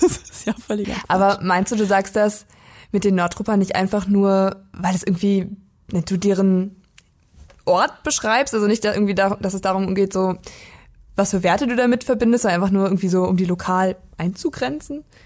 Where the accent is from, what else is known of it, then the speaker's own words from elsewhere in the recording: Weisen, Brandenburg, Germany; ich komme ja aus der Prignitz, das liegt im Nordwesten Brandenburgs, da gibt es zwei Kleinstädte, Wittenberge, was halt, ja, so, also eigentlich sind es beides Nachbarstädte von meinem Heimatdorf, Wittenberge und Perleberg und das, genau dazwischen liegt Weisen, mein Heimatdorf.